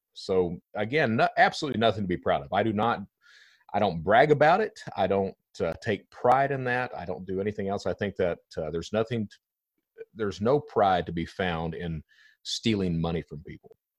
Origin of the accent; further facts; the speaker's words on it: Eastern Kentucky, United States; I'm from Eastern Kentucky